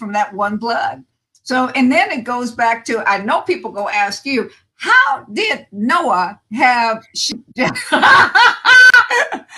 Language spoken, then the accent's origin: English; California, United States; I was born in California